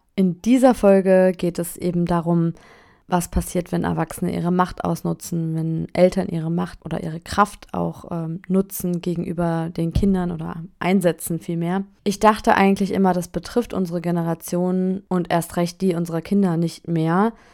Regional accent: Germany; now in France; ich bin nun mal Deutsche

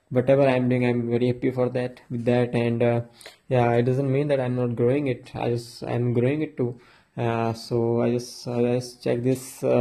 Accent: Uttarakhand, India; I am a motivational and inspirational speaker. I am from India, and uh, in in India, I am from Uttarakhand.

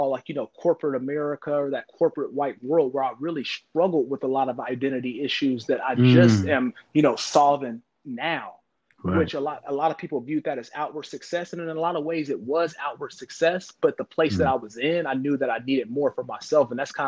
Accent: Kansas City, Missouri, United States; moved away; I grew up in the Midwest in Kansas City, Missouri, for those who don't know. But I grew up in Kansas City, Missouri, and it's a different type of environment there. You know, I grew up around my own people

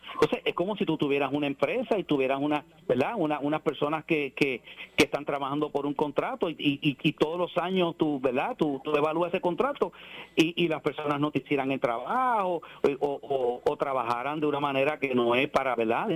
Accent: Puerto Rico; yo amo mi país y soy puertorriqueño

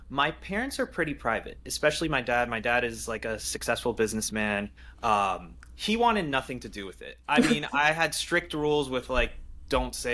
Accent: Paris, Île-de-France, France; I'm French guys I was born in Paris so every summer I go I, I go back to France to see my family we have a family uh, home there

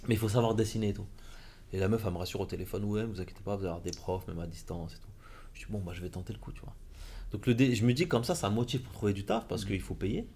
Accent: Compiègne, Hauts-de-France, France; moved away; j'étais à Compiègne. Je suis né à Compiègne, mhm. j'ai fait mes études là-bas.

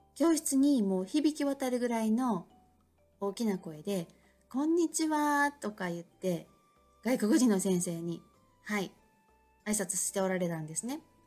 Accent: Osaka, Japan; 私も日本で生まれて育ってもう根っからの大阪人でいるので

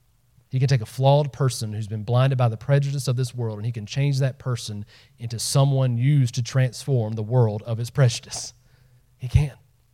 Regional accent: the South, United States; I grew up in the South, living on the other side of the tracks, usually meant black and white.

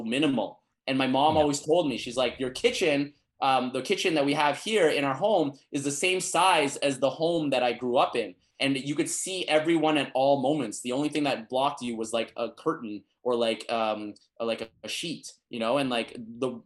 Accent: Canada; moved away; I come from Canada and like how people in Canada think that I'm really good at Cantonese

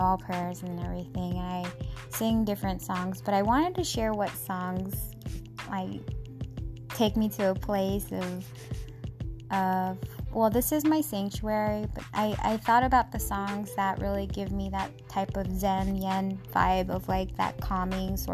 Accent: Seattle, Washington, United States; our home back in my hometown, Seattle

